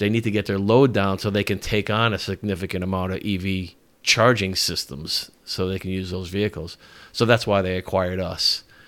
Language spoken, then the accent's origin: English; Norwich, Connecticut, United States; moved away as an adult; now in Richmond, United States; I grew up in Connecticut. Lived in Norwich, Connecticut my whole life and moved here probably about five years ago